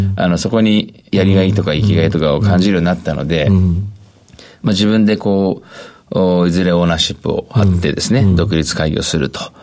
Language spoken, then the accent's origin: Japanese; Tokyo, Japan; 東京都の文京区